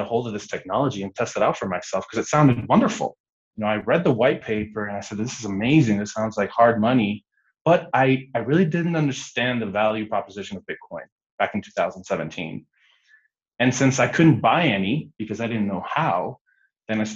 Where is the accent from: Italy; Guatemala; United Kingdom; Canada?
Guatemala; also born or lived in United States; growing up in Guatemala was quite interesting. I'm Guatemalan American.